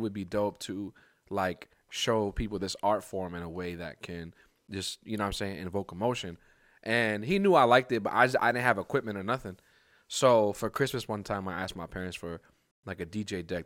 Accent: New York, United States; growing up in New York, it's like, I'm surrounded by hip hop

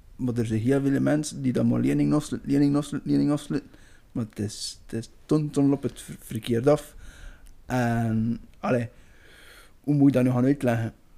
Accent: Belgium; wij als Belgen

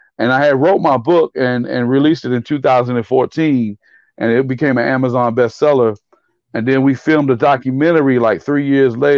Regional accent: Fayetteville, North Carolina, United States; my hometown, Fayetteville State University

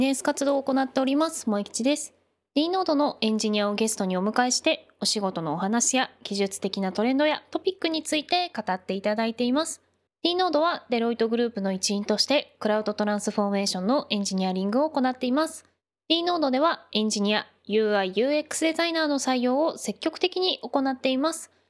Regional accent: Urayasu, Chiba, Japan; 生まれ育ったのがディズニーがある浦安市で

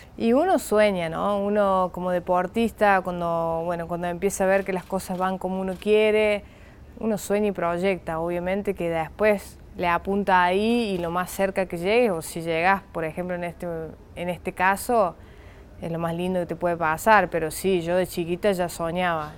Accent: Argentina; moved away; los argentinos nos caracterizamos por, remarla y mucho

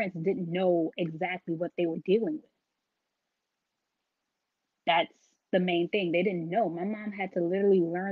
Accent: New York City, New York, United States; I'm from Brooklyn, so took a lot of mass transportation

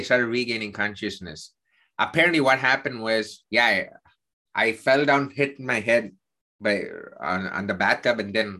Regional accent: South India, India; I'm Indian. I grew up in the southern part of India.

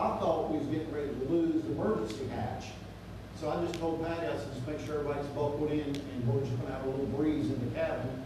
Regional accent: South Miami, Florida, United States; moved away as an adult; I grew up in South Miami

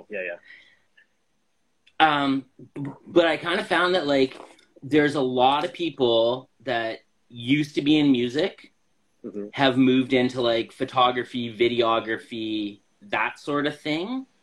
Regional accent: Moose Jaw, Saskatchewan, Canada; Well, I'm from Moose Jaw.

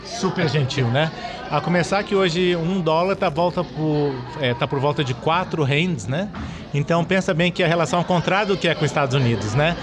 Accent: Minas Gerais, Brazil; eu sou mineiro, então venho das montanhas

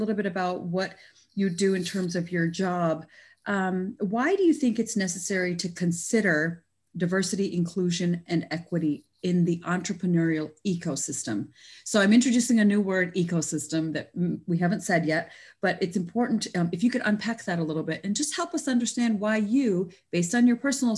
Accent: Canada; also born or lived in India; born in India and my family also immigrated to Canada, actually, in 1975.

